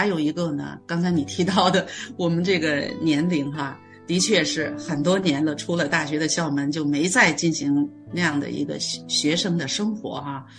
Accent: China; moved away as an adult; now in Canada; 然后我从中国来到加拿大的第一顿饭就是在他家吃的

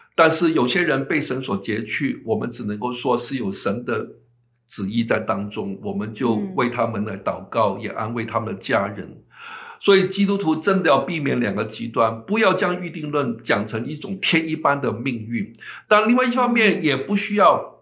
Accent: China; 就好像我们中国人一样啊

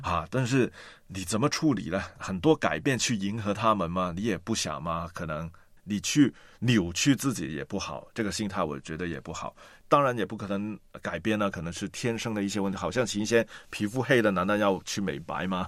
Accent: Hong Kong; 我也是在香港出生啊，但是呢，我的妈妈呢，是一个中国家上印度的混血儿

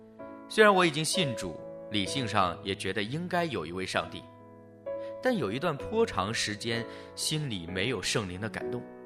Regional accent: China; born there; 我于一九七一年出生在中国大陆，小时候能记得的就是观看如何批斗走资派。

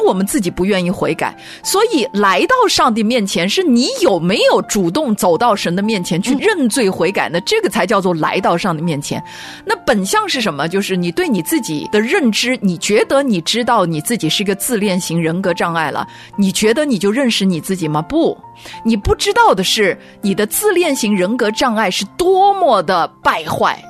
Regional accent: China; 我们中国人

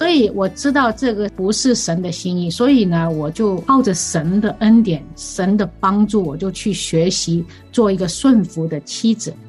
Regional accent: Hong Kong; now in United States; 是的，我们两个都是从香港来的。那我们呢，在香港呢，其实我们所住的那个地方呢，走路大概两分钟而已。

